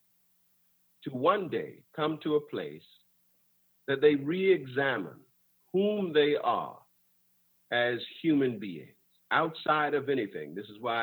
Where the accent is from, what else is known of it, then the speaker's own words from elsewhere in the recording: West Palm Beach, Florida, United States; growing up in West Palm Beach, Florida